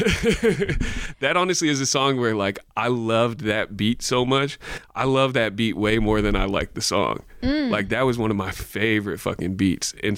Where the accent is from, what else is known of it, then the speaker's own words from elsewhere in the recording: North Bay, California, United States; I didn't grow up in the Bay, but I grew up in the North Bay